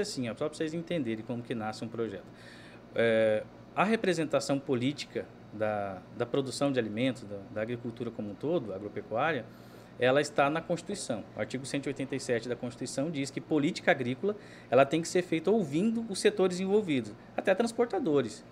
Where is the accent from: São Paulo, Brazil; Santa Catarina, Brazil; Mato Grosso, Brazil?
Mato Grosso, Brazil; Cuiabá; eu sou cuiabano